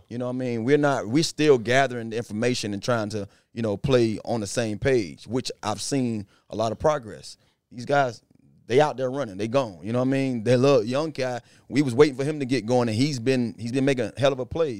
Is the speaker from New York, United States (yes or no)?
no; Miramar area, Florida, United States; he grew up in my hometown. I went to school with his mom and his dad, um, high school.